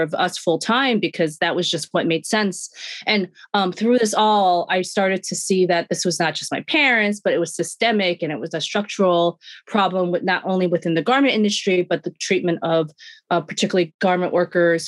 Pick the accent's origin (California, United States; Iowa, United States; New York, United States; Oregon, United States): New York, United States; New York City; I grew up in Sunset Park, Brooklyn, born and raised